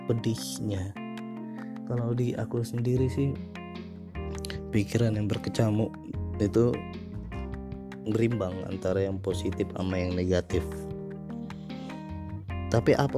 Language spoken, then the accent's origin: Indonesian; North Sumatra, Indonesia; first language Batak; Indonesian is a second language; dialek dialekku dalam ngomong itu itu lebih ke bahasa Indonesia baku dan bahasa asliku bahasa orang Batak ya kurang nyaman mungkin di telinga pendengar